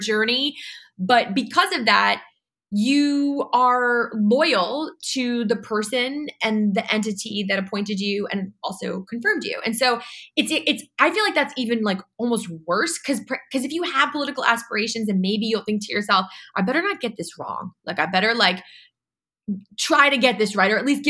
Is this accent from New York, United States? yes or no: yes; New York City, New York, United States; I'm a New Yorker. I'm from New York City